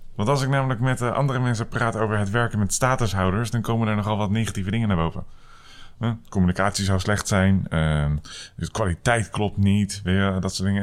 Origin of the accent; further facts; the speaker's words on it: Netherlands; wij als Nederlanders